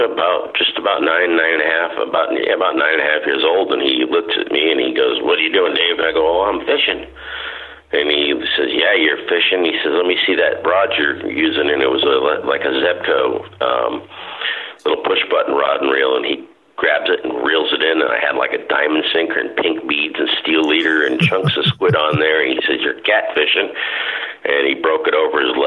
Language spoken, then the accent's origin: English; Sarasota, Florida, United States; also born or lived in Waterville, Maine / Oneco, Florida; we moved down here when I was just barely 9 years old